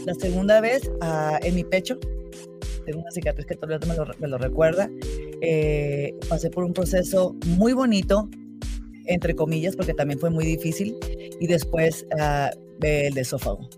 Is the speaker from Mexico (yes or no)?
yes; Sonora, Mexico; moved away as an adult; now in Utah, United States; Yo soy de Sonora, la parte norte de Sonora del borde con, Arizona